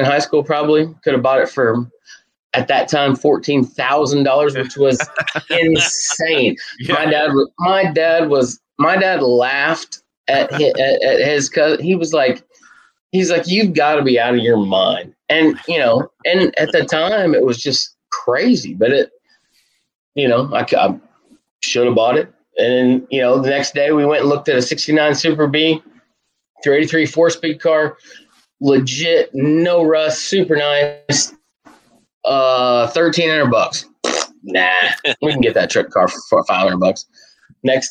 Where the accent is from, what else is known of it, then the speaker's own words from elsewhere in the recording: United States; also born or lived in Western Kentucky; I'm from Southern Indiana, Western Kentucky. That area in the middle of the country